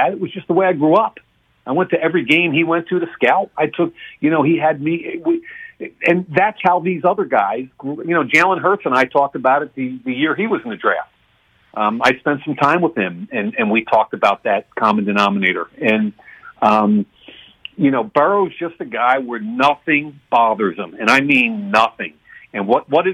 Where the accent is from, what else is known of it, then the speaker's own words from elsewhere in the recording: Philadelphia, Pennsylvania, United States; I'm from Philly